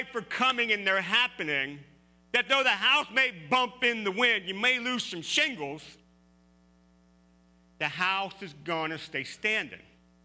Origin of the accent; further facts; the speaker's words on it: Pennsylvania, United States; now in Ohio, United States; I grew up in Pennsylvania, rolling hills